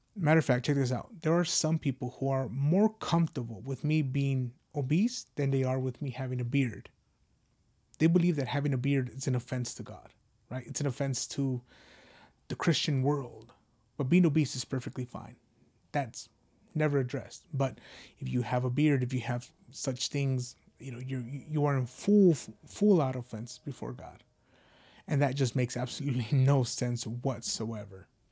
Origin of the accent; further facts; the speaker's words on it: United States; as an American